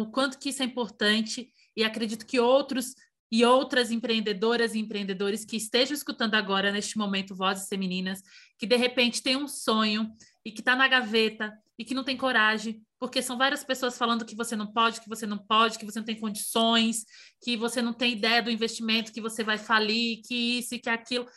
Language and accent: Portuguese; Bahia, Brazil; Eu sou baiana.